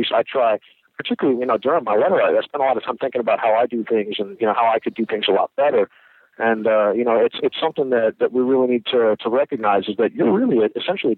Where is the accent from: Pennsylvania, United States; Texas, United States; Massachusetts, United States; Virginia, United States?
Virginia, United States; Arlington; I grew up in the Arlington, Virginia, D.C. area. I went to school here, you know, was here my whole life.